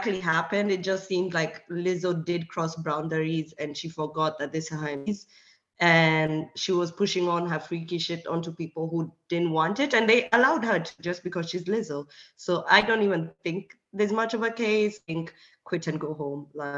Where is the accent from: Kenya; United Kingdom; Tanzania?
Kenya; English is a second language; now in Hungary; because I'm from Kenya, but I live in Europe and I live in Hungary